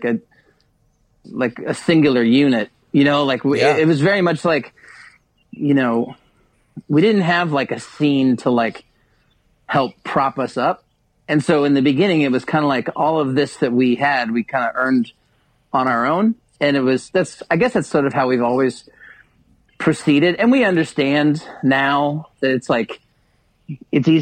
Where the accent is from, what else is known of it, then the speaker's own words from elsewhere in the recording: Kansas City, United States; we're from Kansas City.